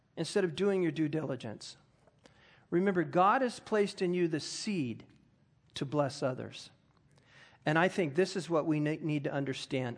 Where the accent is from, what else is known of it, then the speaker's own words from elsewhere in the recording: United States; I am an American